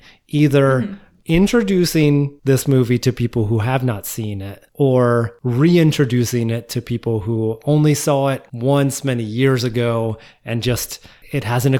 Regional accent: Philadelphia, Pennsylvania, United States; my hometown of Philly.

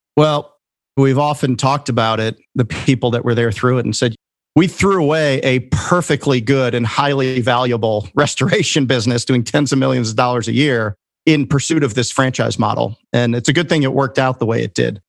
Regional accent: Chicagoland area, Illinois, United States; moved away as an adult; I went back home to Chicago, and there's a really good junior college near my hometown there in the Chicagoland area

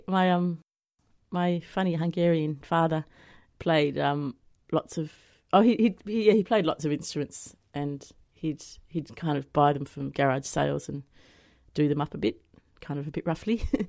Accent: Devonport, Tasmania, Australia; moved away as an adult; Yeah, that's right. Yeah, I grew up there in Devonport, and then I left when I was 18 and gallivanted around for 31 years, and then last December, about 5 months ago, I moved back.

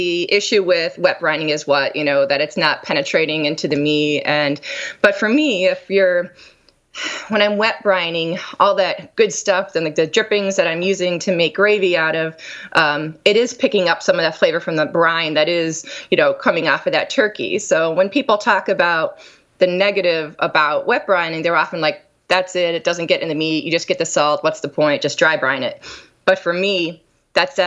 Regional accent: Scranton, Pennsylvania, United States; moved away; I grew up in Pennsylvania, Scranton, Pennsylvania

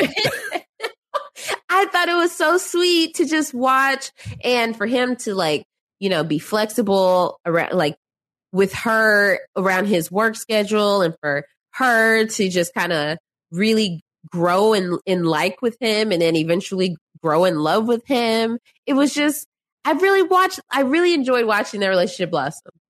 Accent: Dallas, Texas, United States; I'm from Dallas, born and raised

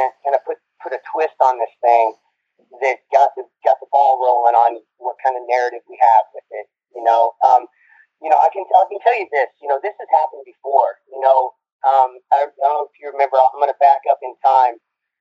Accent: United States; I'm an American

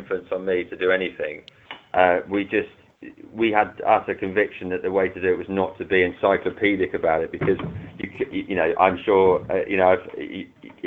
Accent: London, United Kingdom; where I grew up in London

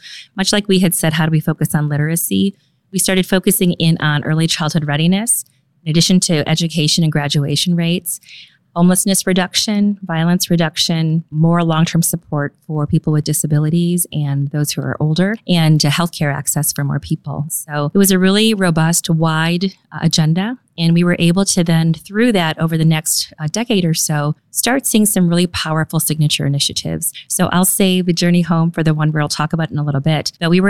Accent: Tampa, Florida, United States; born there; also born or lived in Germany / Okinawa, Japan; I'm a military kid. I grew up all over the place. My dad was in the Air Force and met my mom in Taiwan. Born in Tampa, Florida, on MacDill Air Force Base.

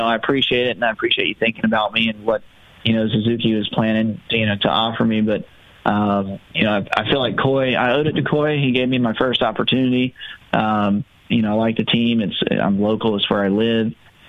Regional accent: Concord, North Carolina, United States; I was a kid from Concord, North Carolina. You know, it's NASCAR country

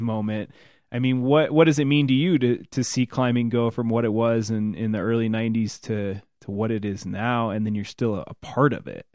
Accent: Illinois, United States; I'm from Illinois

